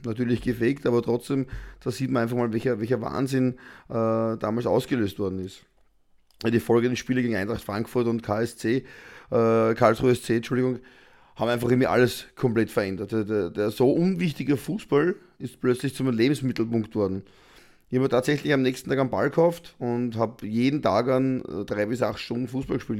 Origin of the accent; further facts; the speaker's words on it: Austria; bei uns in Österreich